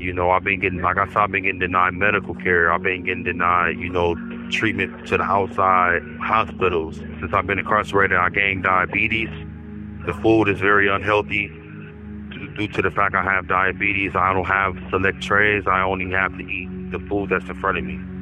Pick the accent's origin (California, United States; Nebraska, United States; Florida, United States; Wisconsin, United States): Wisconsin, United States; Milwaukee; moved away as an adult; also born or lived in Madison, Wisconsin; I'm from Milwaukee, Wisconsin. I moved to Madison 2017 to get out of the poverty situation that I was in.